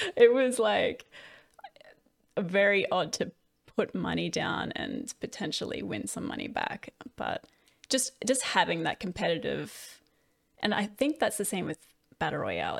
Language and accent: English; Australia; I did that with the other Australians